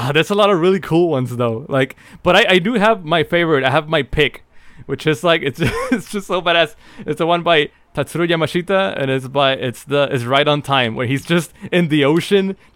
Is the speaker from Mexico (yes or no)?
yes; Mexico; moved away; me growing up in Mexico